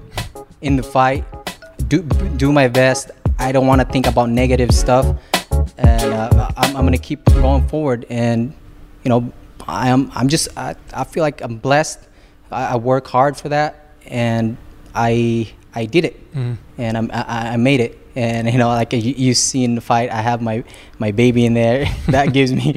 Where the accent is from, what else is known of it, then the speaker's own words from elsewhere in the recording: Philippines; now in Los Angeles, United States; he's Filipino, we're the same, you know, country, and we even speak the same dialect